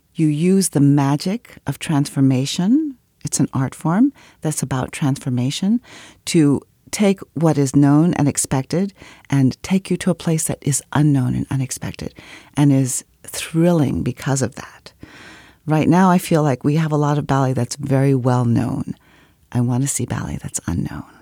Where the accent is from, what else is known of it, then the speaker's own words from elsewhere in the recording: Washington, District of Columbia, United States; I grew up in Washington, D C